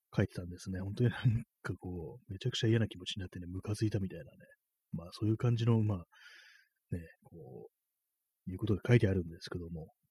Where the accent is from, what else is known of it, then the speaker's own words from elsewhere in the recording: Tokyo, Japan; 私が今 東京にいるんですけどもていうね、東京生まれの人間なんですけども